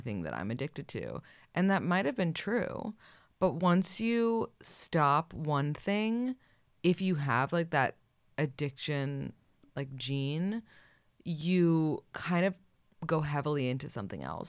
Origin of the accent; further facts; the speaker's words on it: New York City, New York, United States; I grew up in New York City